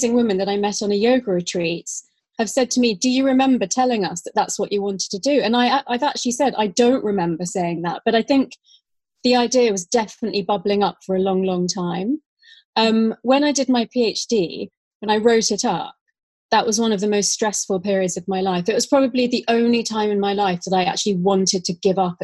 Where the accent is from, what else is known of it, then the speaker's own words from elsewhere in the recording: London, United Kingdom; also born or lived in Australia; I grew up in London